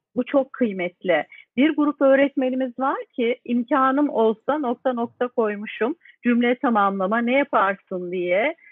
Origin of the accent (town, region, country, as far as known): Turkey